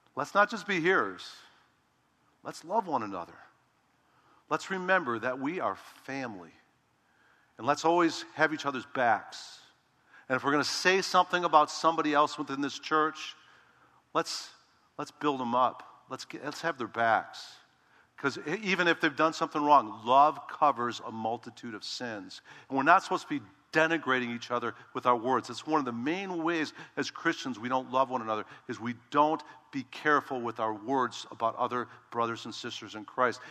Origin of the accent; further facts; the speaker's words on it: Chicago, Illinois, United States; I'm from Chicago